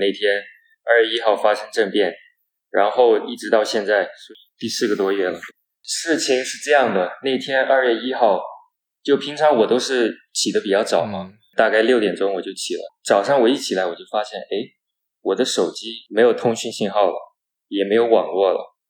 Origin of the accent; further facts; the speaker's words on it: Myanmar; also born or lived in United States; 我是出生于缅甸的第二代华人，从美国毕业回来两年多了